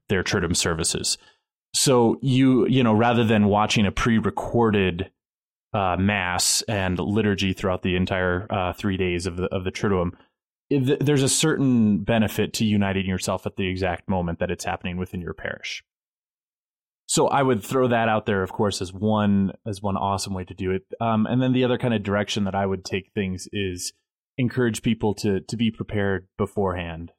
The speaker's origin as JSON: {"language": "English", "country": "United States", "said": "as an American"}